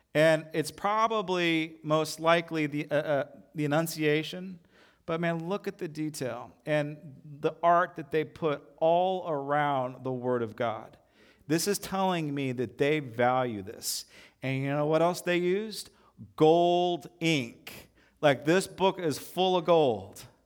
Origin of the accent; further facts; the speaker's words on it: United States; as American Christians